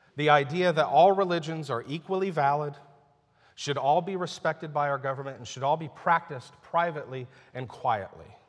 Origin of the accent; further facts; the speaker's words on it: United States; I'm a Christian who happens to be an American citizen. And I'm very thankful I live here